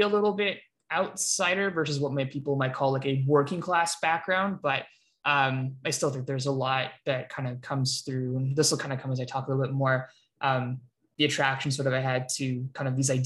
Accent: Canada; I grew up in Canada, I still live in Canada

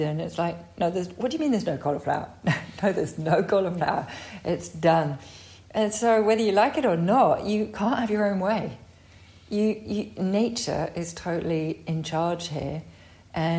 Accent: United Kingdom; moved away as an adult; also born or lived in Brighton; now in France; I grew up as the butcher's daughter, you know, in a town outside of London

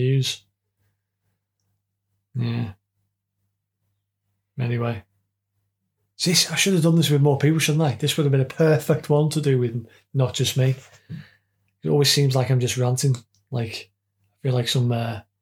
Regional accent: United Kingdom

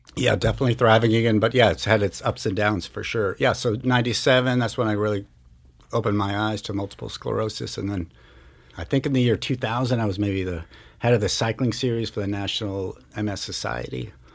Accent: Marblehead, Massachusetts, United States; now in Missoula, United States; I grew up in Marblehead, Massachusetts, about a half hour north of Boston

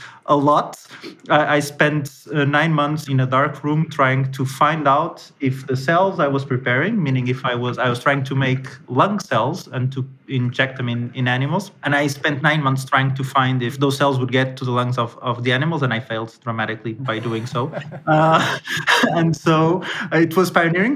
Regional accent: Portugal; moved away; I'm originally from Portugal

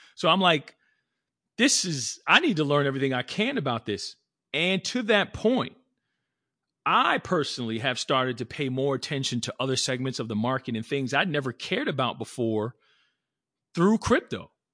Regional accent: New Jersey, United States; born and raised in New Jersey

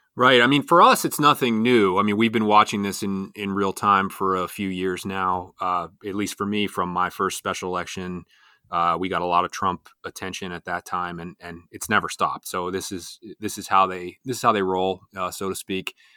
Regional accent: Pennsylvania, United States; here in my home state of Pennsylvania

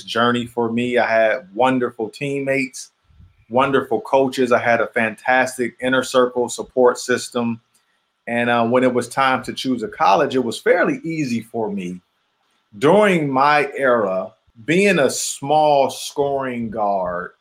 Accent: Detroit, Michigan, United States; me growing up in Detroit

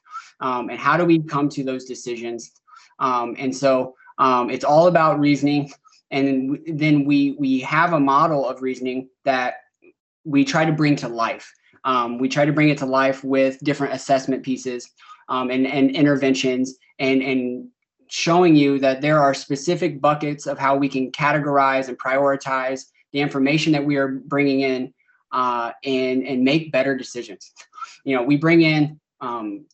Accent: Indiana, United States; now in St. Louis, United States; I'm from Indiana

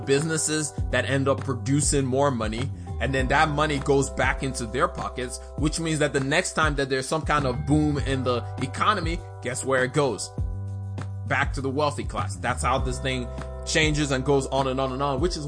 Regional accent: Nigeria; I'm Nigerian.

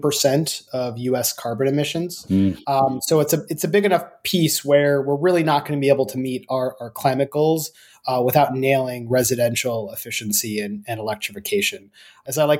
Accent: United States; we're American.

